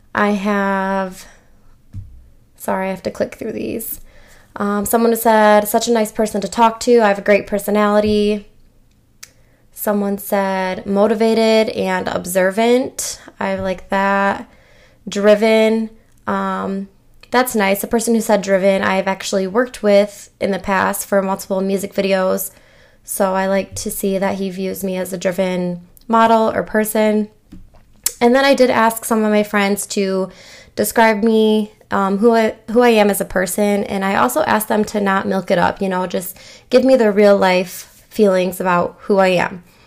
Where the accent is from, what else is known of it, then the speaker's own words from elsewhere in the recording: Michigan, United States; I'm from Michigan